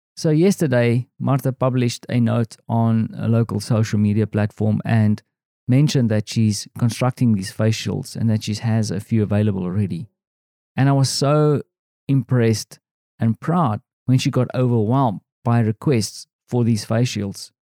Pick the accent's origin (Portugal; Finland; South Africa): South Africa; moved away as an adult; now in Poland; I am this South African guy